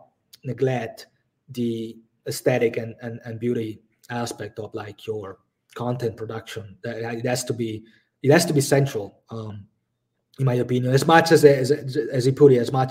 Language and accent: English; Italy; now in Budapest, Hungary; I live in Budapest currently, but like, I come from Italy